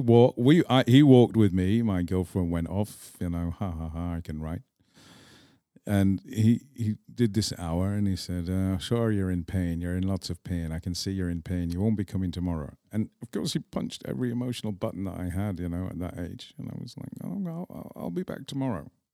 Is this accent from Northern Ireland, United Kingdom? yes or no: no; Manchester, North West England, United Kingdom; accent: English; moved away as an adult; also born or lived in Scotland / Prague, Czech Republic; now in Czech Republic; even though I grew up in England